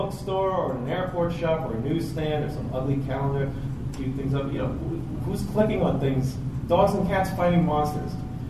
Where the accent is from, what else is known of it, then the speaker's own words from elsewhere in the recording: Staten Island, New York, United States; We're from Staten Island, but...